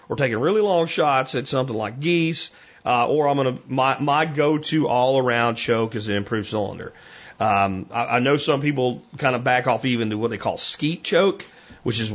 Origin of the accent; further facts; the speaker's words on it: Pennsylvania, United States; what I grew up hunting in Pennsylvania